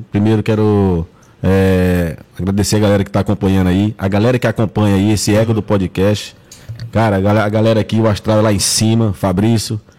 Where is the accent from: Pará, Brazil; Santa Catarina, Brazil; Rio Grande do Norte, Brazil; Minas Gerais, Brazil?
Pará, Brazil; Curionópolis; Não, eu sou natural de Curionópolis.